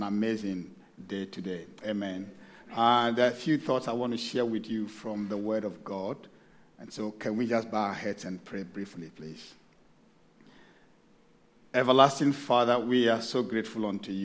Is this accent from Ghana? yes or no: yes; Ghana; moved away as an adult; now in Sydney, Australia; I'm originally from Ghana, but I've been here for a couple of years now